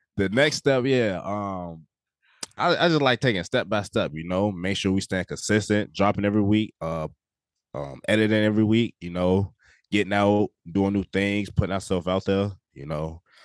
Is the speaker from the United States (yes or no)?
yes; Iowa, United States; I'm twenty-two years old out of Iowa.